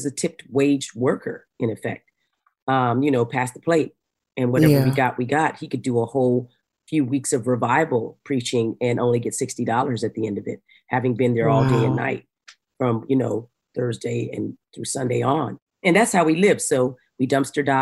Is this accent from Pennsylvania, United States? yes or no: no; Arizona, United States; when I grew up in Arizona, in the mountains of Arizona